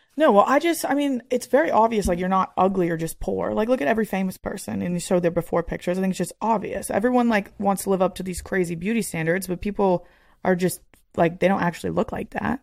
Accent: Northeast, United States; I'm literally like from the Northeast

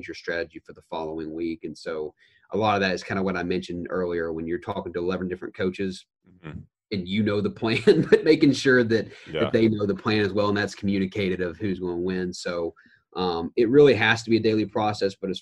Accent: Knoxville, Tennessee, United States; also born or lived in Auburn; now in Chapel Hill, United States; we're both originally from Knoxville

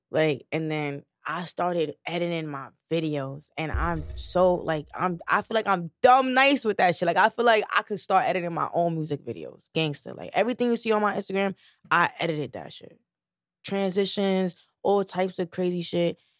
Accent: New York City, New York, United States; I'm from the Bronx

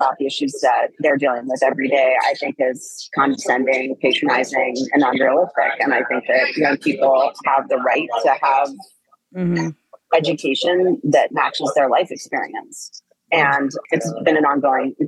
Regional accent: East Coast, United States; moved away as an adult; I come from the East Coast

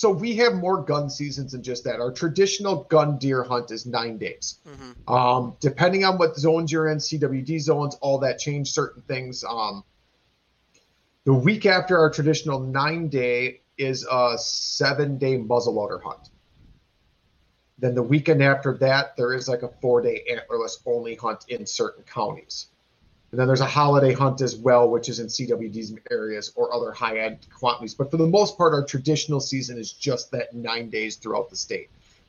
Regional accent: Wisconsin, United States; And yeah, we are from Wisconsin. It's a big drinking state.

